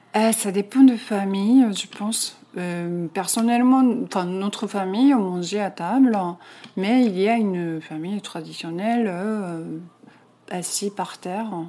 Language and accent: French; Gifu, Japan; French is a second language; moved away as an adult; also born or lived in Tokyo; now in Paris, France; Au Japon, enfin, je suis née à euh, Gifu, c'est un centre de en japonais. C'est à la campagne.